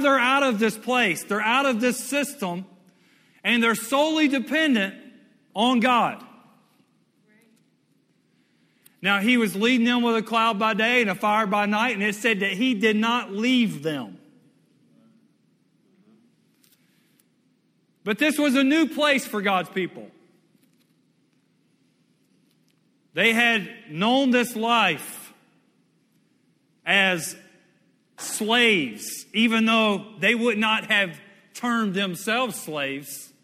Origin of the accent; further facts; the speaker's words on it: Western Louisiana, United States; also born or lived in Mississippi / Dallas, Texas; when I was a kid, I came over from Western Louisiana over here to Dallas